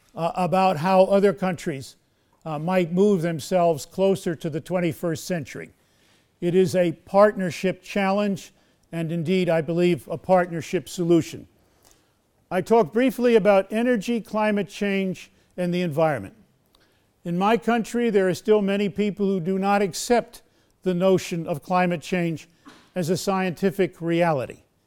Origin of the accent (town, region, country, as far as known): United States